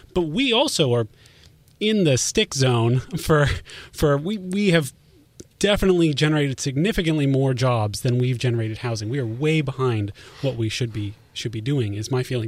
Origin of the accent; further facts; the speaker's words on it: Mountain View, California, United States; also born or lived in San Diego; I was born in Mountain View